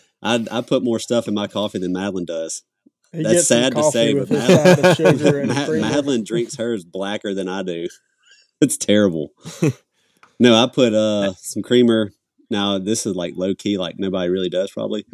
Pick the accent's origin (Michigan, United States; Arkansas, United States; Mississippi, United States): Mississippi, United States; Greenville; moved away as an adult; now in Batesville, United States; I was born and raised in Mississippi Delta, so like Leland, Greenville area, about 2 hours south of here